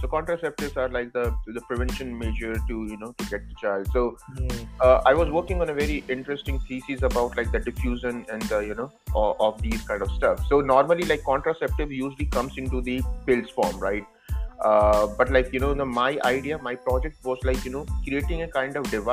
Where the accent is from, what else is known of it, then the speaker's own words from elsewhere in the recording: India; now in United States; I come from India